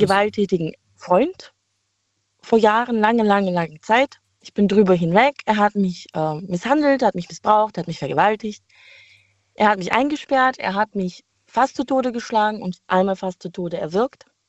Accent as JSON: {"language": "German", "town": "Heilbronn", "region": "Baden-Württemberg", "country": "Germany", "said": "ich komme aus Heilbronn"}